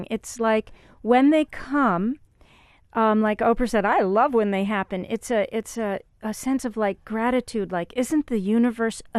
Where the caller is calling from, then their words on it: Kingston, Ontario, Canada; King, Kingston